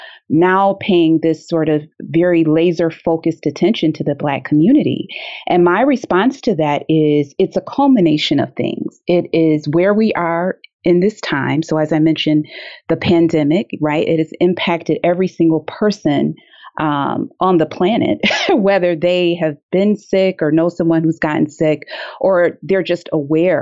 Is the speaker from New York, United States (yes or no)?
no; Detroit, Michigan, United States; living in Detroit, growing up in Detroit